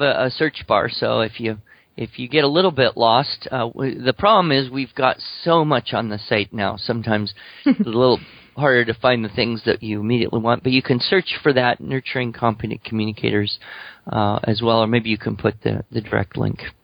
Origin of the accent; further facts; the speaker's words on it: Alabama, United States; I come from Alabama